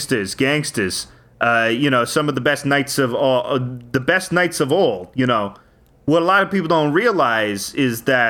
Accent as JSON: {"language": "English", "town": "Long Island", "region": "New York", "country": "United States", "said": "we're from Long Island, but we spent our summers in Boston."}